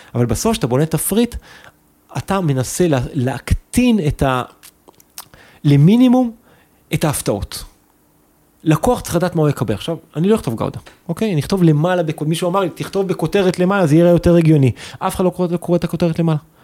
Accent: Kabri, Northern District, Israel; now in Tel Aviv, Israel; אני מכברי במקור, מקיבוץ בצפון

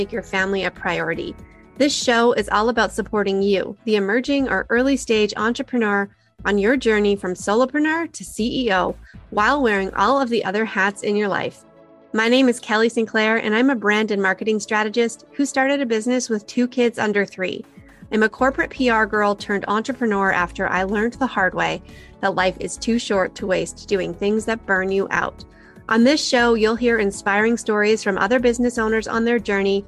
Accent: Calgary, Alberta, Canada; my hometown in Calgary

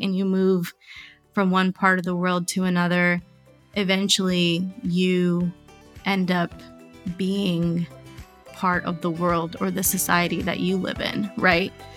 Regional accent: United States; I was born and raised here

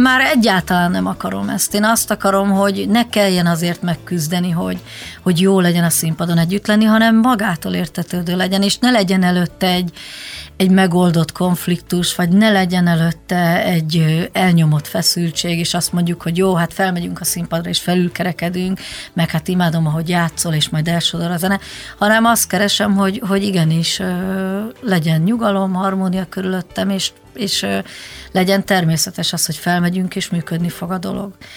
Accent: Budapest, Hungary; also born or lived in Zalaegerszeg, Zala County, Hungary; elég korán, négy éves koromban felköltöztünk Budapestre

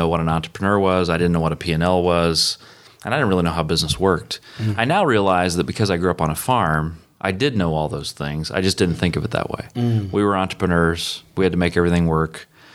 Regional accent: Indiana, United States; now in Indianapolis, United States; I grew up on a farm in Indiana

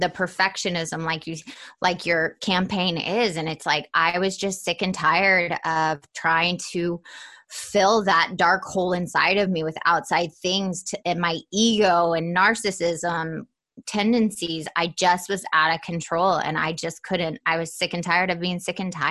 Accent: Atlanta, Georgia, United States; I was definitely not the typical Southern girl. I was raised in Atlanta, Georgia

